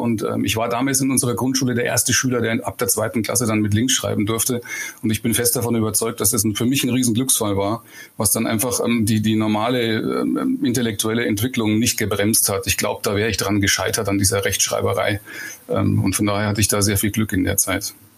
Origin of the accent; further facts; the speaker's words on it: Eichstätt, Bavaria, Germany; Ich komme aus Eichstätt in Oberbayern. Das ist so ziemlich genau im geografischen Mittelpunkt in Bayern. Und genauso, wie man sich das vorstellt, bin ich da auch aufgewachsen.